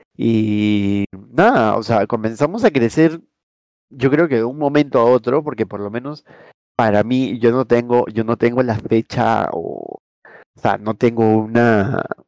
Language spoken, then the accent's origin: Spanish; Peru; nosotros somos de Perú